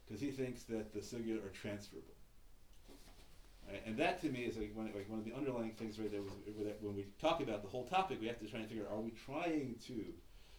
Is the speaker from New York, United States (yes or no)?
yes; New York City, New York, United States; I grew up in Washington Heights